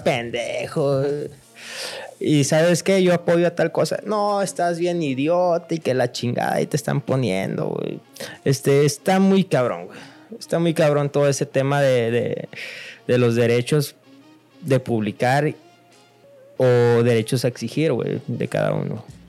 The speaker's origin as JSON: {"language": "Spanish", "region": "Sinaloa", "country": "Mexico", "accent": "Sinaloan", "said": "un sinaloense, a, pesar de que se burlan en, otros lugares de nuestro acento y cómo hablamos."}